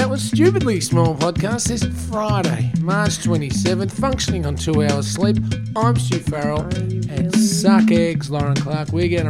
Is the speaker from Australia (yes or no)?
yes; Australia; as an Australian